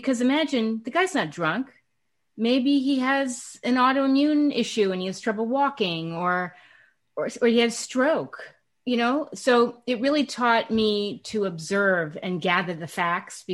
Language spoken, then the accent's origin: English; United States; also born or lived in Connecticut / Manhattan, New York; now in California, United States; I grew up in Connecticut and Manhattan.